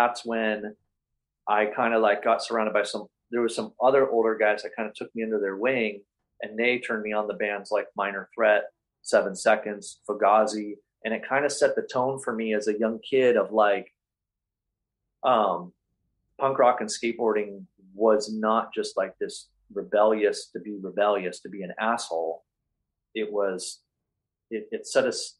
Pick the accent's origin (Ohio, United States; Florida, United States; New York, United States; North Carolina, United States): Ohio, United States; Cleveland; moved away; I grew up in Cleveland in the 80s skateboarding